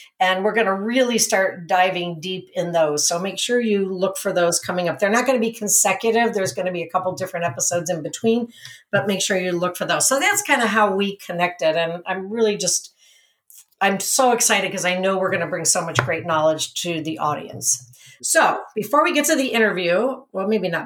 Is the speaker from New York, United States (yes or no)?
no; Cleveland, Ohio, United States; moved away as an adult; now in Napa, United States; I'm from Cleveland, and I've been here in Napa for 8 years